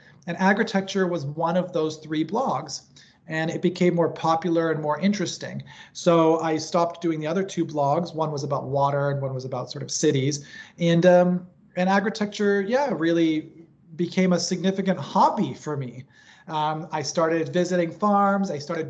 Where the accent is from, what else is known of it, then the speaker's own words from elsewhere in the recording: Hong Kong; also born or lived in Tokyo, Japan; You know, I grew up in Hong Kong and Tokyo. These are very dense cities, but there's sort of creative ways that they integrate greenery into the cities.